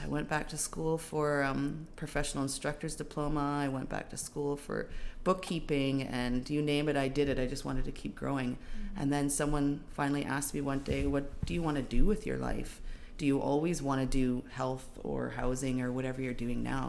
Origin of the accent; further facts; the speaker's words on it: Seabird Island First Nation, British Columbia, Canada; I'm from Seabird Island um, First Nation, born and raised